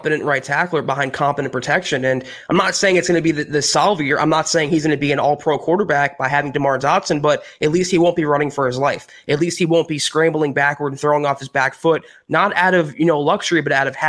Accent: South Florida, United States; I grew up, 25 years in South Florida.

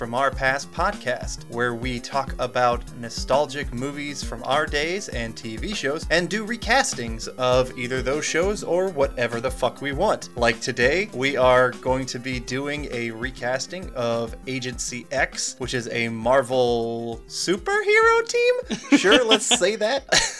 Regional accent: United States; I'm American.

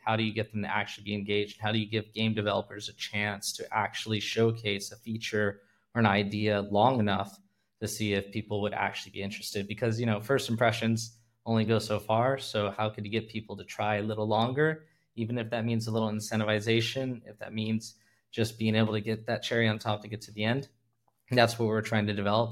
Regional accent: California, United States; moved away as an adult; now in Hong Kong; I'm originally from California, born and bred, lived everywhere, Bay Area, Central Valley, Los Angeles

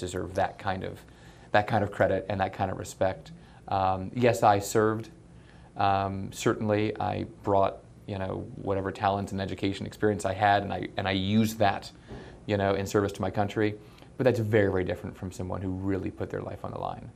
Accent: Colorado Springs, Colorado, United States; born or raised there

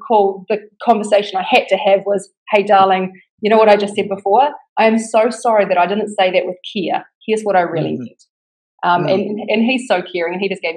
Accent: New Zealand; accent: New Zealand; now in Bali, Indonesia; Right now I'm in Bali, but I'm from New Zealand.

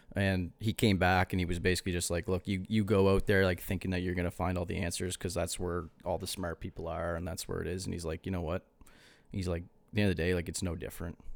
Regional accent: East Coast, Canada; we're from the East Coast, too.

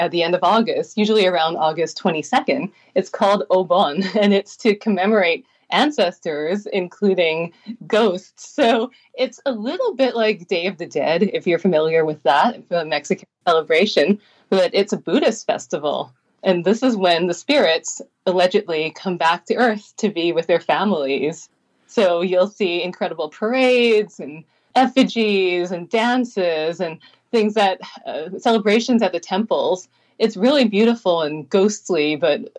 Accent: Vancouver, British Columbia, Canada; also born or lived in Japan; I'm from Vancouver, Canada, but because my family is based in Asia, my extended family and relatives, since I was 1 year old, we would be going back and forth every summer.

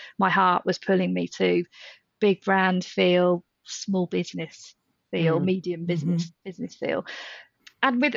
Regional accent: Midlands, United Kingdom; moved away; also born or lived in North of England; I grew up in the Midlands, but I lived up north for maybe 10, 11 years

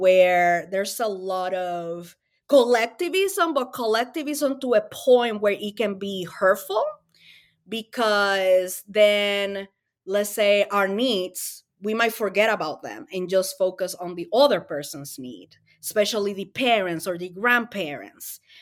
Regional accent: Dominican Republic; English is a second language; also born or lived in Springfield, Massachusetts; now in United States; I am an immigrant from the Dominican Republic. I moved to the U S fifteen years ago. Um, I didn't know English

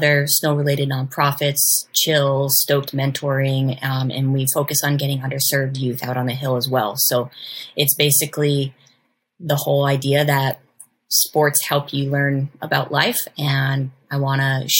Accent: Vermont, United States; now in California, United States; I grew up in Vermont

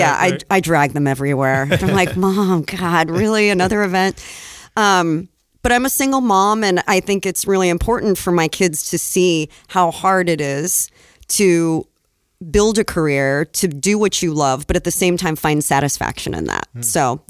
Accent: Egypt; I grew up in Egypt, and we would go to the market for everything.

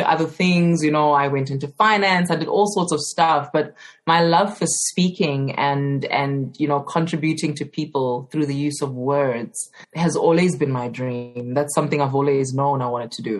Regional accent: Johannesburg, Gauteng, South Africa; I grew up in Johannesburg, specifically in Alexandra

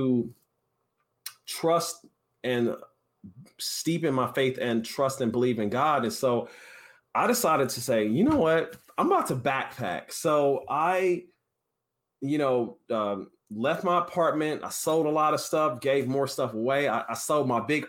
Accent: Kansas City, Missouri, United States; now in San Francisco, United States; I'm from Kansas City, Missouri. I currently live in San Francisco, California

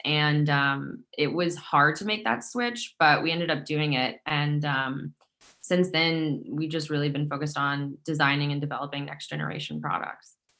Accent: Midwest, United States; now in Brooklyn, United States; growing up in the Midwest

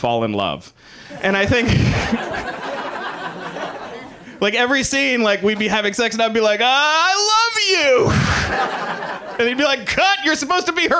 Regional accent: the South, United States; I'm from the South, and I have a bunch of family members

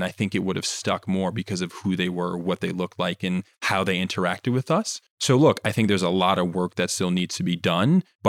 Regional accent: Jamaica; But again, I'm Jamaican, and to know that Jamaica is a pretty small island

